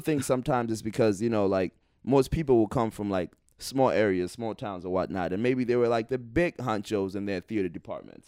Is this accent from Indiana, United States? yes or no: yes; Indiana, United States; moved away as an adult; we grew up in Indiana